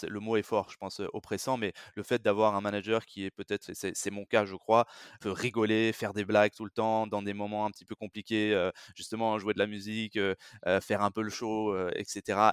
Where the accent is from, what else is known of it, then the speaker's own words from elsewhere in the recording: France; je suis français, j'ai grandi et, et vécu, travaillé surtout en France